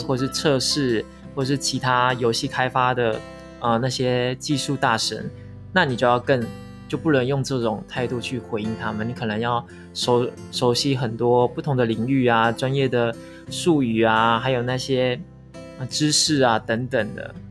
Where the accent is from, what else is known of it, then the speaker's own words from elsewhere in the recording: Taiwan; moved away as an adult; now in Philippines; 我们台湾人